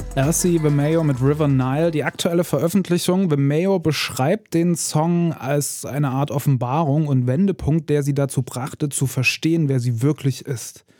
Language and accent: German; Ore Mountains, Saxony, Germany; Also ich bin aus dem Erzgebirge